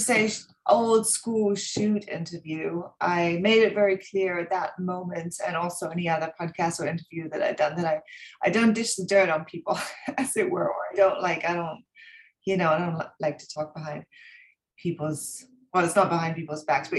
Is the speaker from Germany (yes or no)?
yes; Germany; moved away as an adult; also born or lived in England; So I grew up in Germany. My parents are English, so I'm actually British. I moved to England when I was 18